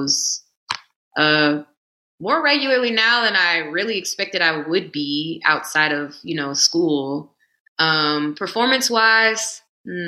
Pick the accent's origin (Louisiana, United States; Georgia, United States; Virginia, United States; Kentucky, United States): Louisiana, United States; Baton Rouge; moved away as an adult; I'm from Baton Rouge and I went to school at LSU and I wanted to get out of Baton Rouge.